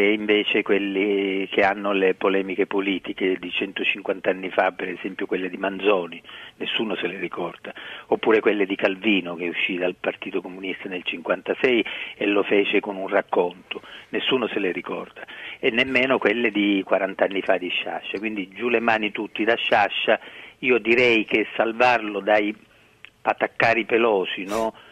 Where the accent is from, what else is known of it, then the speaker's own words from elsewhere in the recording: Sicily, Italy; sono siciliano eh, perché sono nato in Sicilia